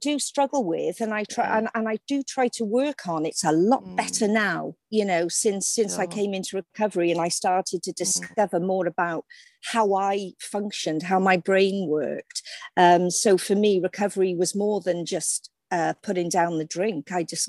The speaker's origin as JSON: {"language": "English", "town": "Cardiff", "region": "Wales", "country": "United Kingdom", "tie": "born or raised there", "said": "Yeah, well, I mean, it's nothing sensational. I came from a very ordinary working class loving family. My father was a docker, my mum was a secretary, and I had two brothers."}